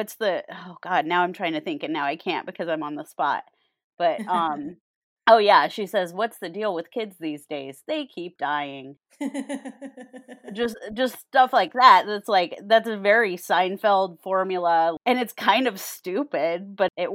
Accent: Colorado, United States; moved away as an adult; also born or lived in Wyoming / Florida / Arizona / Chicago; now in Los Angeles, United States; I was born and grew up suburbs of Colorado

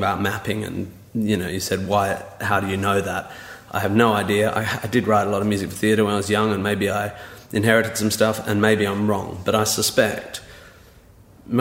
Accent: Perth, Western Australia, Australia; moved away; I was from Perth

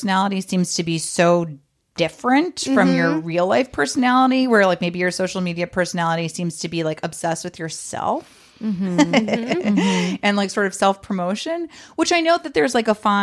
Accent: New York, United States; now in Los Angeles, United States; I'm from New York

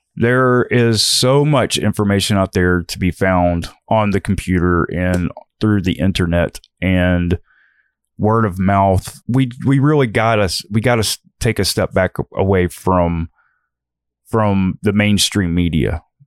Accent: United States; American citizens

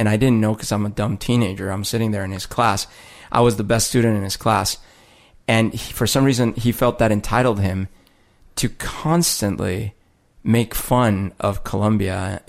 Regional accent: United States; So again, like I'm from the United States. My parents are from the United States.

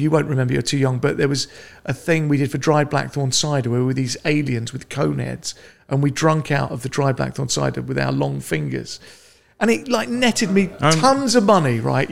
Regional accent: London, United Kingdom; I grew up in Northwest London, quite a nice middle-classy sort

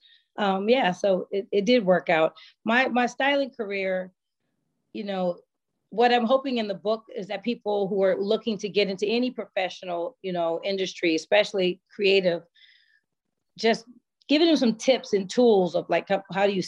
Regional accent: Bay Area, California, United States; moved away; I'm from the Bay Area.

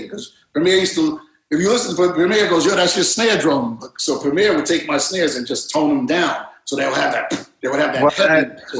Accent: Coney Island, New York, United States; also born or lived in Brighton Beach; Wayne Beach, Coney Island.

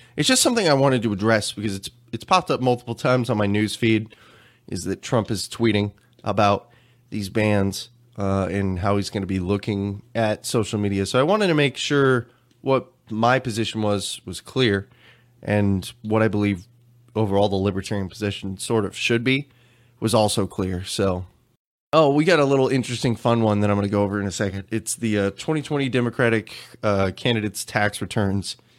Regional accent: Texas, United States; I'm from Texas

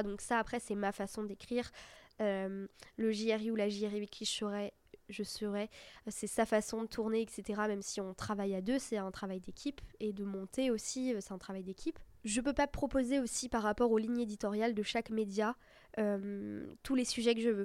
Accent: Brittany, France; now in Paris, France; je viens de Bretagne

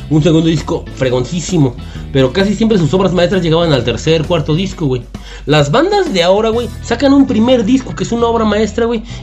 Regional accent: Mexico; pues somos mexicanos, güey

